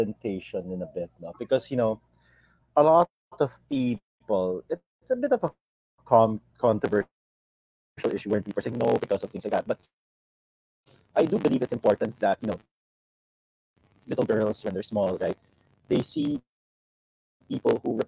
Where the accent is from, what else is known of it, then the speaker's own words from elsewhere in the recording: Philippines; growing up, we're all from the Philippines